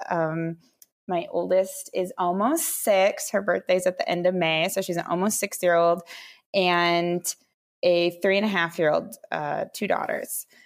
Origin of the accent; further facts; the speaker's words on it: Minnesota, United States; moved away as an adult; also born or lived in Florida / Texas / Washington D.C.; I'm originally born and raised in Minnesota